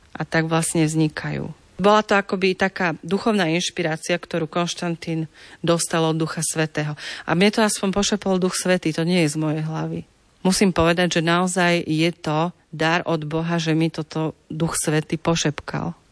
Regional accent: Slovakia; u nás na Slovensku

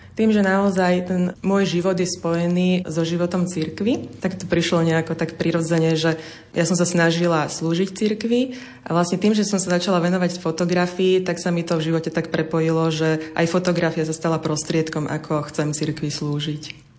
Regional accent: Senec, Bratislava Region, Slovakia; Ja som vyrastala v Senci

